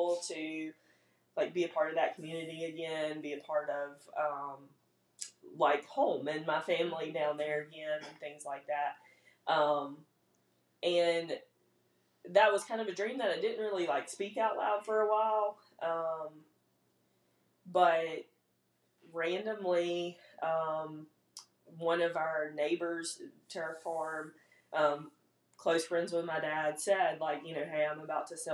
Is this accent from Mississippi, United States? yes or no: yes; Big Level, Mississippi, United States; moved away as an adult; now in Hattiesburg, United States; I live in Hattiesburg now, but I'm not from Hattiesburg. Grew up in Big Level on a farm